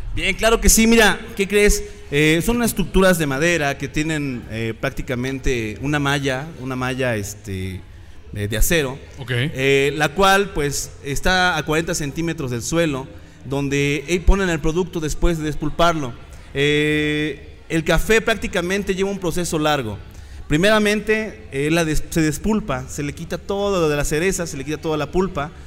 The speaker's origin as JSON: {"language": "Spanish", "area": "Sierra Norte", "region": "Puebla", "country": "Mexico", "tie": "born or raised there", "said": "Soy originario de la Sierra Norte del estado de Puebla, de una comunidad llamada Totutla."}